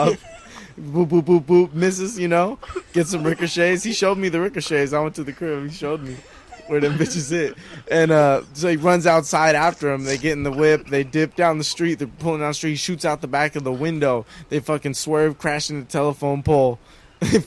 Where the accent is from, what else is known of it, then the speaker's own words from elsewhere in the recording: San Gabriel, California, United States; I'm from San Gabriel, man, that Pasadena area, that San Gabriel Valley. Grew up there, born and raised, Southern California